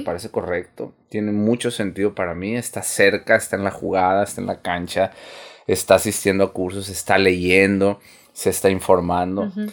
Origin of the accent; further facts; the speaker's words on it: Sonora, Mexico; nosotros, por ejemplo, somos de aquí de Sonora.